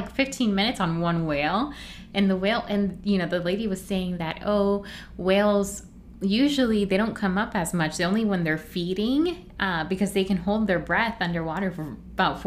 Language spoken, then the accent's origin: English; Florida, United States; now in New York, United States; growing up in Florida